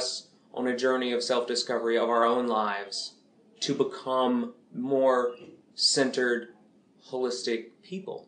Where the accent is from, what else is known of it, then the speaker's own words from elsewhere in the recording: Macon, Georgia, United States; Macon, Georgia, which is my hometown.